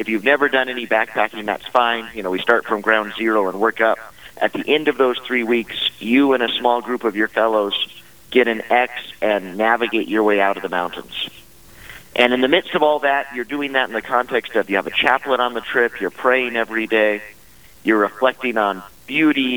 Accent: Wyoming, United States; I'm a Wyoming boy. I grew up here in Wyoming.

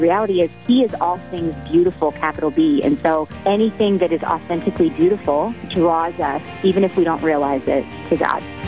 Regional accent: Brookings, South Dakota, United States; moved away as an adult; now in Bismarck, United States; I'm from Brookings, South Dakota originally, and I came here six years ago as a freshman at the University of Mary. Um, so I came here over South Dakota State, which is in my hometown

